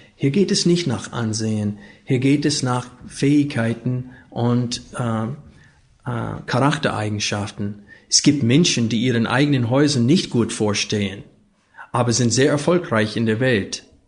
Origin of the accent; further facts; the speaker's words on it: Arkansas, United States; German is a second language; moved away; Ich bin aufgewachsen in Arkansas, neben Texas und in diese Bible Belt.